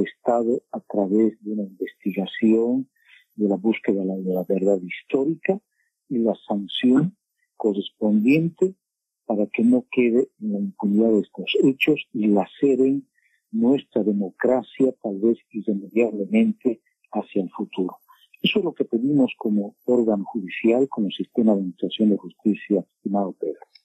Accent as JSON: {"language": "Spanish", "country": "Bolivia", "said": "como boliviano"}